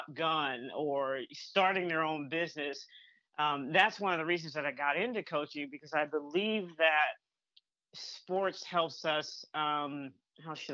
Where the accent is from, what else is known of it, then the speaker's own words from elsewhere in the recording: North Carolina, United States; also born or lived in Michigan / Massachusetts; now in Atlanta, United States; I grew up in North Carolina and, and I live in the Atlanta area now